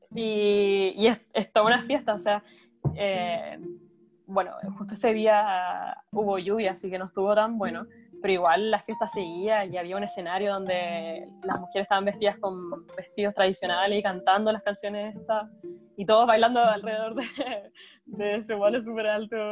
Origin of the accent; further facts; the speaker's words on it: Viña del Mar, Valparaíso, Chile; moved away as an adult; also born or lived in Gothenburg, Sweden; now in Denmark; yo soy de Viña